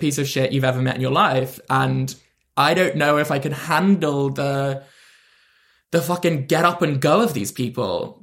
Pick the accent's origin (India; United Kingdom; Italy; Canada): United Kingdom; London; I'm from London